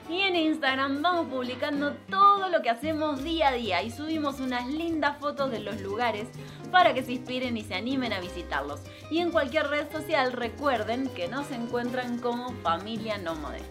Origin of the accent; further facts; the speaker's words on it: Argentina; moved away; nosotros somos una familia argentina